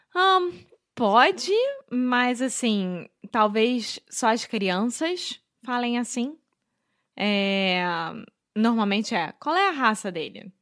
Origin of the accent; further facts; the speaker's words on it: Rio de Janeiro, Brazil; brasileira, sou nasci no Rio de Janeiro, sou carioca